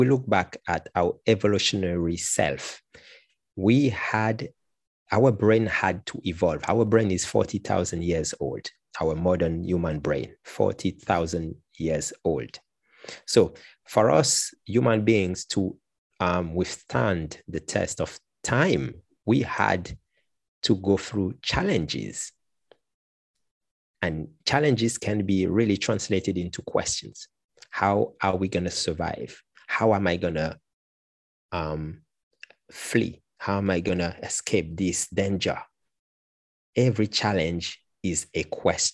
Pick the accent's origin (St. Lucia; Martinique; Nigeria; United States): Martinique; I come from Martinique, which is a French Caribbean island, and I am a qualified teacher, language teacher